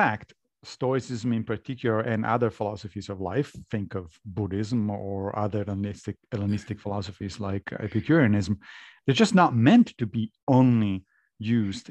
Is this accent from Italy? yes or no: yes; Rome, Lazio, Italy; I grew up Catholic in Rome.